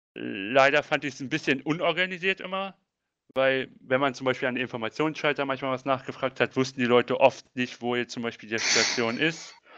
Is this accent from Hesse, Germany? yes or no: no; Braunschweig, Lower Saxony, Germany; komme aus dem Großraum Braunschweig.